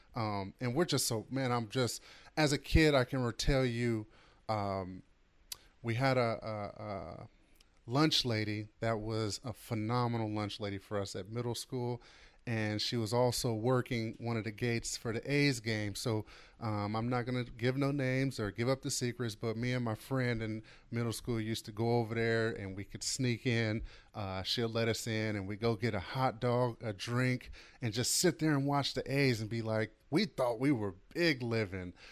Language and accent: English; Oakland, California, United States; as a kid growing up in Oakland